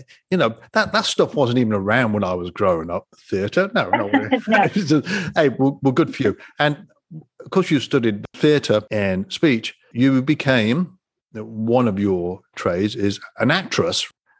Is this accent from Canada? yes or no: no; United Kingdom; I'm a Brit, by the way, as you can tell.